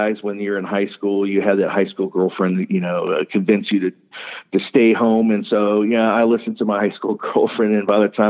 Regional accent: New Jersey, United States; born there; also born or lived in Japan / Ohio; I was born right outside of McGuire Air Force Base in New Jersey. I spent my whole life traveling, 7 years in Japan, been through Thailand, Philippines, all over the United States before we ended up settling down in Ohio

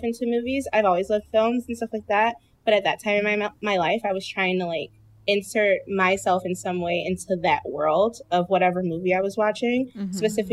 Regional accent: Detroit, Michigan, United States; I'm from Detroit

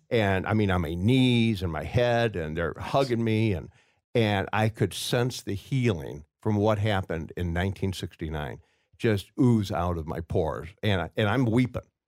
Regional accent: Waukegan, Illinois, United States; I grew up in Waukegan, Illinois

